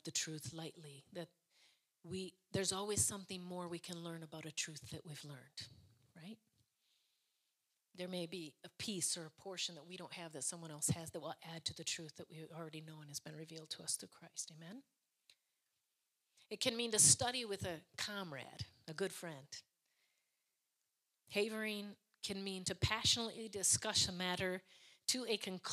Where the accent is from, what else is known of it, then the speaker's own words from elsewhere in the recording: United States; I'm from America